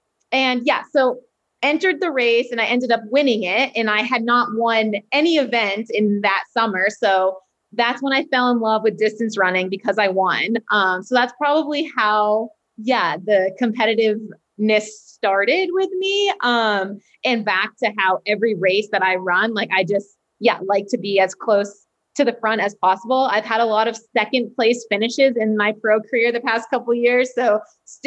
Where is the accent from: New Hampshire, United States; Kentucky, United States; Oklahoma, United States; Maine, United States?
Maine, United States; Standish; also born or lived in Portland, Maine; I'm originally from Standish, Maine, and then I went to high school in Portland, Maine, which is like 35, 40 minutes from where I live.